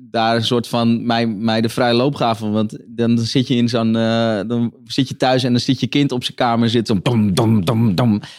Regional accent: Netherlands; accent: Hollands; Maar mijn, mijn accent die, Willem P. ja, die verklapt, niet, uh, verklapt wel gewoon een oer-Hollandse achtergrond.

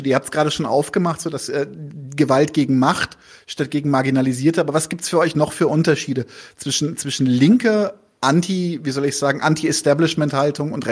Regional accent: Bavaria, Germany; in meiner Zeit auf dem bayerischen Land, wo ich herkomme

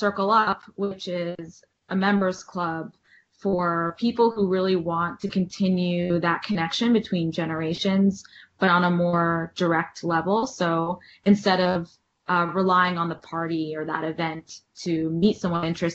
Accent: New York City, New York, United States; also born or lived in Washington, D.C.; I grew up in New York City and I left for college

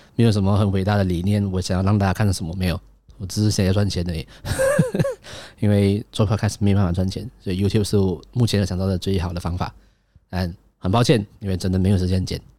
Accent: Malaysia; 我是一个马来西亚人

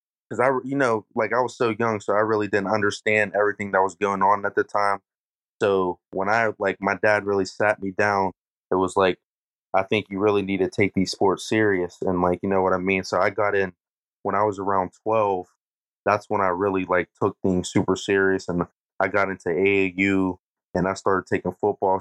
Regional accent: Uniontown, Pennsylvania, United States; I grew up in Uniontown

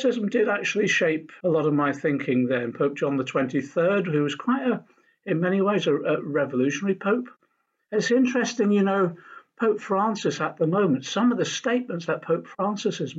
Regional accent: Norfolk, East of England, United Kingdom; also born or lived in Liverpool; I was born in Liverpool and lived the early years of my life there, but we then moved to Norfolk, where my mother originally came from

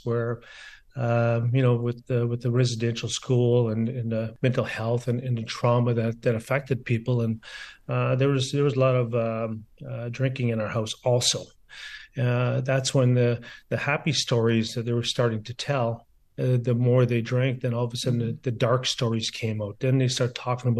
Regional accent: Garden River, Ontario, Canada; also born or lived in Sault Ste. Marie; growing up in Garden River, making that first sheet of ice in my backyard

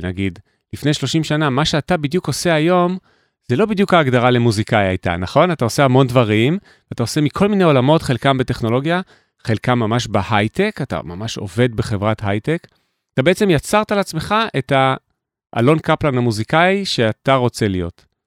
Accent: Jerusalem, Jerusalem District, Israel; moved away; ירושלים, כי גדלתי בה בלי טלפון נייד

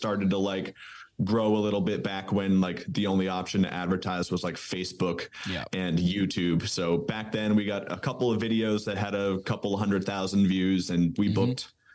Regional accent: New England, United States; moved away as an adult; now in Charlotte, United States; I live in North Carolina in the States now, but I grew up in New England

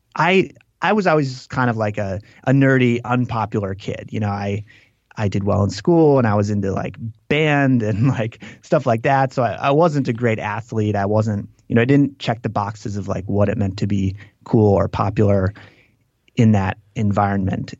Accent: Green Lake, Wisconsin, United States; moved away; I grew up in this town called Green Lake, which is, uh, which is on a lake

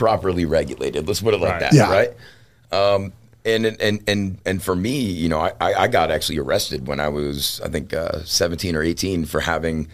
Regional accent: Atlanta, Georgia, United States; I'm actually born and raised in Atlanta. So I grew up right outside of Atlanta, Georgia, in a little spot called Gwinnett County

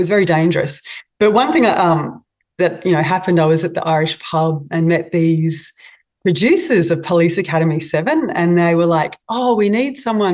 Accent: Australia; being an Aussie

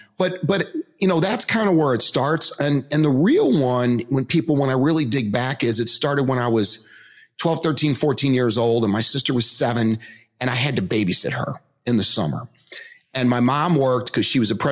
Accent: Metairie, Louisiana, United States; I grew up in New Orleans, Louisiana, Metairie to be specific, which is right outside of New Orleans

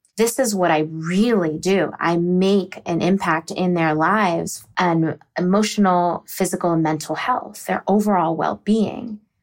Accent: Virginia or the DC area, United States; also born or lived in Texas; I'm originally from Texas, but I was raised in Virginia or the DC area

